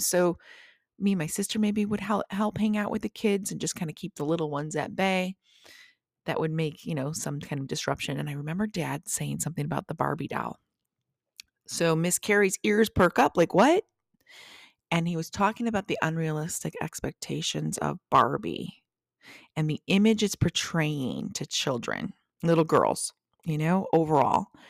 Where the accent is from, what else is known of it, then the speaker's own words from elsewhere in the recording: Traverse City, Michigan, United States; moved away from my hometown of Traverse City